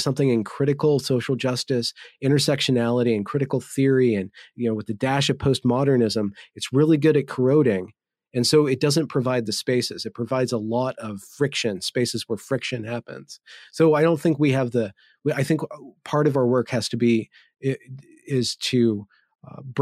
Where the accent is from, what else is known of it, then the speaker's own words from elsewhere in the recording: United States; I am American